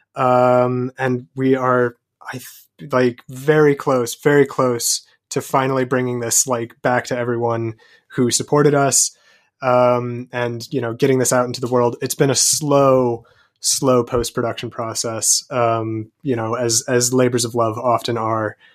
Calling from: London, United Kingdom; calling from London in the United Kingdom in England

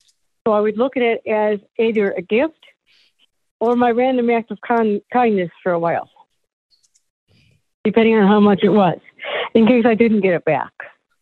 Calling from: Michigan, United States; from Michigan.

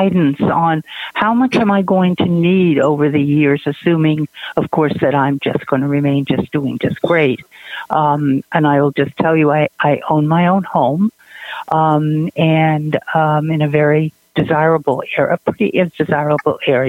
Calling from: Maine, United States; I'm calling from Maine.

